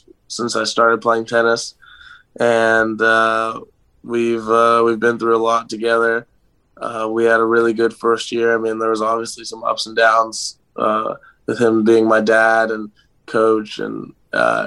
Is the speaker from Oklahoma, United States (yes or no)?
no; Gainesville, Florida, United States; also born or lived in Atlanta, Georgia; I was born right outside of Atlanta when my dad was coaching at Georgia Tech. And I lived there for 10 years and then moved to Gainesville. And I've lived here ever since